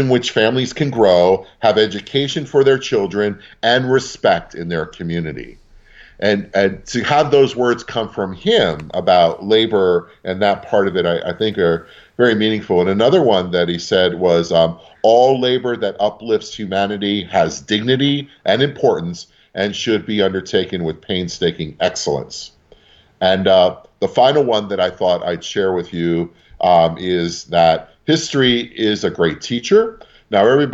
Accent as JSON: {"language": "English", "town": "New York City", "region": "New York", "country": "United States", "tie": "born or raised there", "also_born_or_lived": "northeast Pennsylvania", "moved": "yes", "lives_now": "Pennsylvania, United States", "said": "I was born in Brooklyn. North 7th Street near Kent Avenue and Bedford Avenue. It was the Polish section back then. I went to PS 17"}